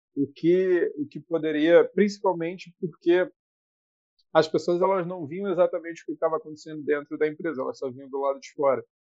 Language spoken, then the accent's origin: Portuguese; Rio de Janeiro, Brazil; nasci no Rio de Janeiro